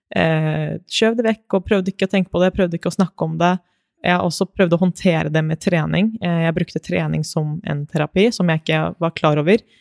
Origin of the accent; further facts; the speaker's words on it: Moss, Østfold, Norway; also born or lived in Konya, Turkey (family origin); jeg kommer fra Moss, så det er en liten by, det også. Men eh, vokste opp i Moss og har bodd der hele livet.